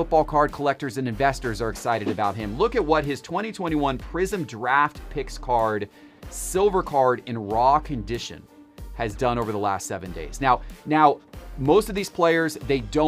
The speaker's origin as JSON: {"language": "English", "town": "Atlanta", "region": "Georgia", "country": "United States", "tie": "born or raised there", "said": "my hometown Atlanta Braves"}